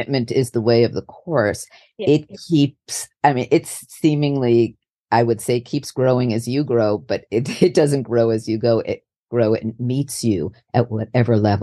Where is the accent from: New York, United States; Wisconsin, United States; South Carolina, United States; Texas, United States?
New York, United States; New York City; moved away; also born or lived in California; I grew up in New York City